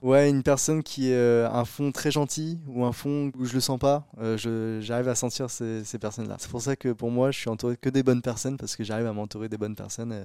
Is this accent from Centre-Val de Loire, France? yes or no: yes; Chartres, Centre-Val de Loire, France; also born or lived in Mainvilliers; je suis né à Mainvilliers, donc euh, je suis euh, de Chartres. Bah, depuis le début, je suis à côté de Chartres